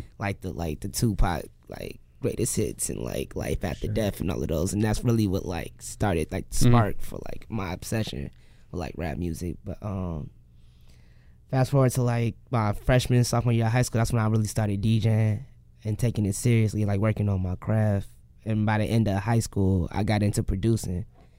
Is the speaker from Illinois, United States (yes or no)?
yes; Dalton, Illinois, United States; also born or lived in Chicago; I'm from Dalton originally, and I was born in Chicago though. I lived in Dalton, live in Hazelcrest currently